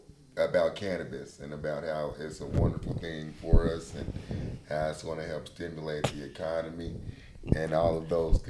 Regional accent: Kansas, United States; also born or lived in Arkansas; now in Las Vegas, United States; we are originally from Kansas, but we just moved here from Arkansas, where the last 12 years we were racing greyhounds. And now we are here in New Mexico

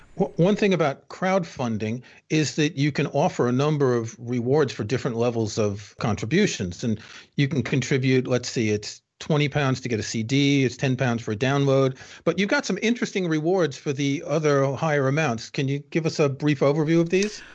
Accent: New York, United States; moved away; I grew up in New York, as you can tell from my accent

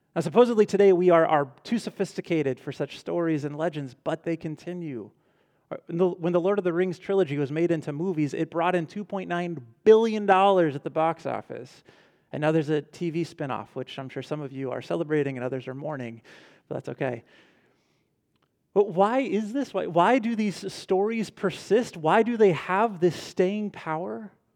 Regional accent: Ventura, California, United States; I grew up in Ventura, so it's about two hours north of here, a little beach town

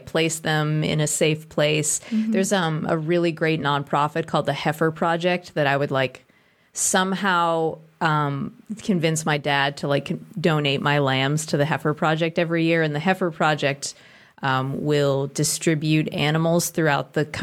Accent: Walpole, Massachusetts, United States; We lived in the suburbs of Boston. Uh-huh. I'm from New England, Massachusetts

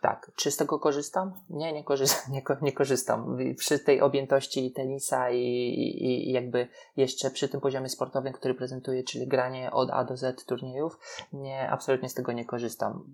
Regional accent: Poland; jesteśmy z Polski, że tutaj się uczyliśmy

